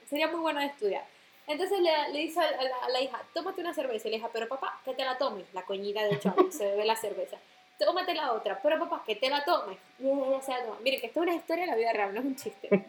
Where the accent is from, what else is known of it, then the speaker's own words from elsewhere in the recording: Maracaibo, Zulia, Venezuela; also born or lived in New York; now in Rome, Italy; soy maracucha de nacimiento, este, de crianza, porque me crié en esa ciudad